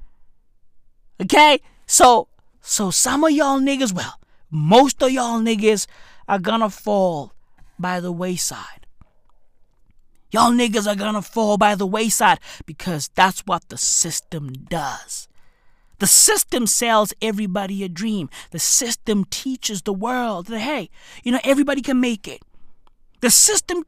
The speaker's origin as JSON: {"language": "English", "country": "South Africa", "tie": "born or raised there", "said": "I grew up in a township. I grew up in a third world country. I grew up in South Africa."}